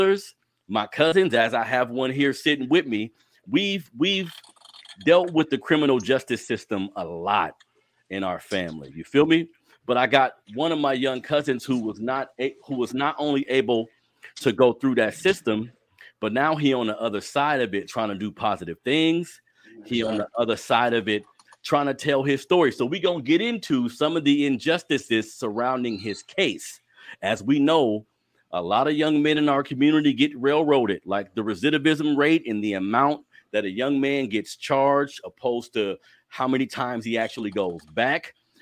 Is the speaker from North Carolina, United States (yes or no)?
no; Sacramento, California, United States; You grew up here in Sac just like me